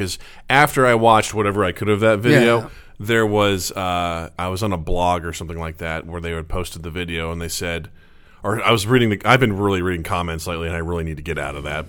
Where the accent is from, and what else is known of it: Missouri, United States; born or raised there; moved away